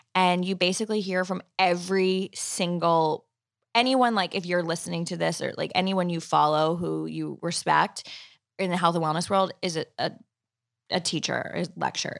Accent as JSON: {"language": "English", "area": "Long Island", "region": "New York", "country": "United States", "tie": "born or raised there", "also_born_or_lived": "Manhattan", "said": "I was commuting from Long Island where I grew up into the city"}